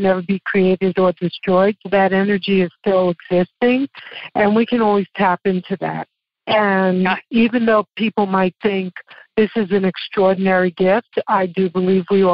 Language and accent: English; New York City, New York, United States; accent: Brooklyn; moved away as an adult; now in Loveland, United States; I was from Brooklyn